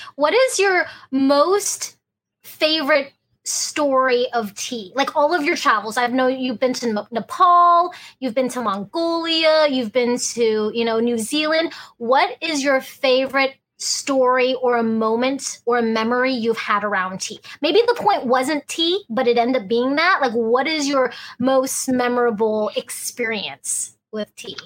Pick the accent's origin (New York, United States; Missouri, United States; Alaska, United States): Alaska, United States; being first generation American, growing up in Alaska